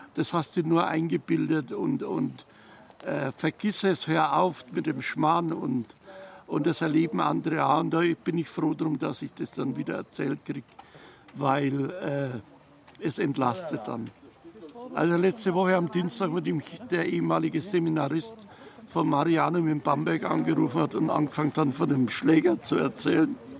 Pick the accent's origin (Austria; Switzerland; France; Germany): Austria